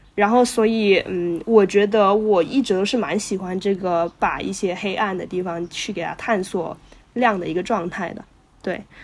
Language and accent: Chinese; Guangzhou, Guangdong, China; moved away as an adult; also born or lived in Northwest China / Shenzhen; now in Shanghai, China; 我本来是广州人，然后，哎，我这个身份可能确实从一开始就比较复杂， 嗯就是我是从，呃，在西北长大的，然后，呃，幼年呢，就五岁之前也是在那边读过，然后在广州读的书，然后在深圳和上海，然后一直都有在工作